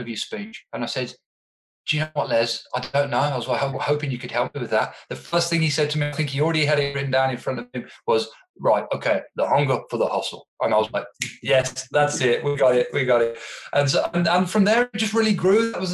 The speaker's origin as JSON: {"language": "English", "town": "Birmingham", "region": "West Midlands", "country": "United Kingdom", "moved": "as an adult", "lives_now": "Melbourne, Australia", "said": "I'm originally from Birmingham, England, but I have been blessed, as John alluded to call Melbourne, Australia home for the past 5 years."}